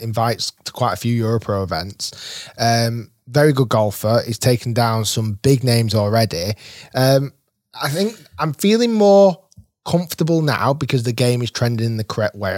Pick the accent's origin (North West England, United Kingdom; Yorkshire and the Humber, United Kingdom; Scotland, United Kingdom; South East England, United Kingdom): North West England, United Kingdom; Manchester; I was born in Manchester